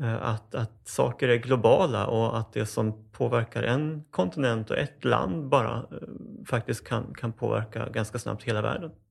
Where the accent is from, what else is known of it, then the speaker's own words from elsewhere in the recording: Uppsala, Uppsala County, Sweden; jag föddes under ganska dramatiska omständigheter faktiskt eh, på Akademiska sjukhuset i Uppsala